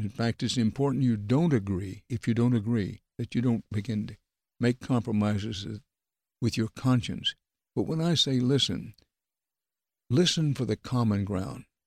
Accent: Texas, United States; I was raised in Texas

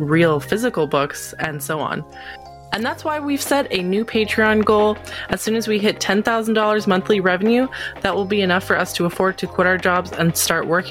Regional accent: Canada; as a Canadian

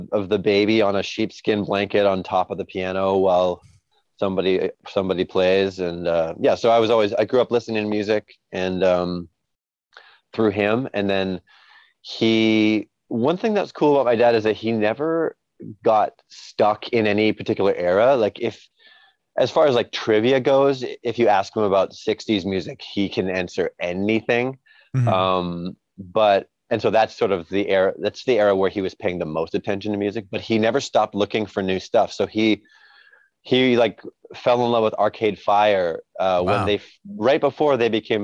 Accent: Vancouver, British Columbia, Canada; I was born and raised in a city called Vancouver, which is in Canada, not far from Seattle

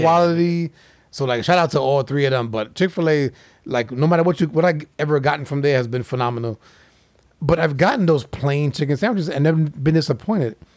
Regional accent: Florida, United States; I'm from Florida

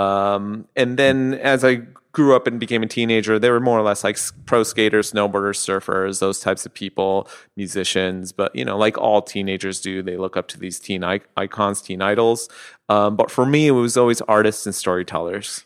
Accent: Southern California, United States; growing up in Southern California

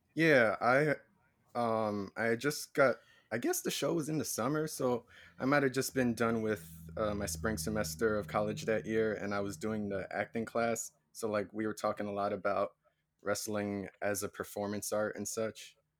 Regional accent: New Jersey, United States; I'm from Jersey

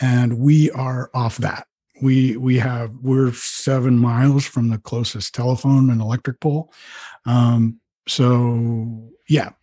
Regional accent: Rhode Island, United States; moved away; I grew up in Rhode Island in suburbia

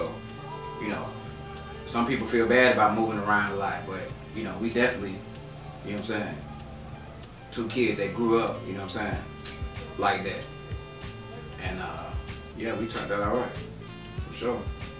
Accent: Atlanta, Georgia, United States; born or raised there

